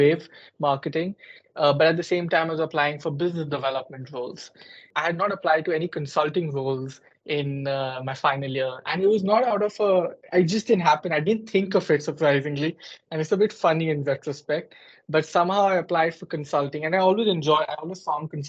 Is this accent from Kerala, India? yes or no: no; Gurgaon, Haryana, India; moved away as an adult; also born or lived in Delhi, India; now in United Kingdom; I was born and bred in India, in particular in Delhi, or if people who are from India, they will know Gurgaon, which is close to Delhi. And I lived there up until the age of 18.